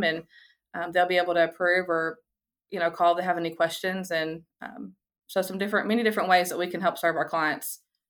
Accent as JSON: {"language": "English", "town": "Portland", "country": "United States", "said": "Yeah, so all my family, we're all from Portland. We're all from here. My siblings live in Portland and my mom and dad are all from here."}